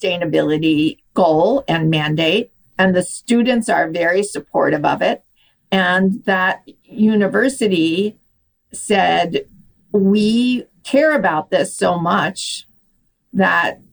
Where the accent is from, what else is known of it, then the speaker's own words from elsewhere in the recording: New Mexico, United States; my home state of New Mexico